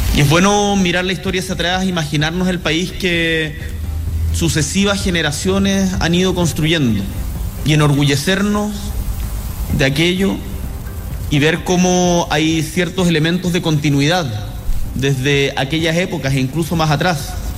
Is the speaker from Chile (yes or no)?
yes; Chile; Cosas que nos unen como chilenos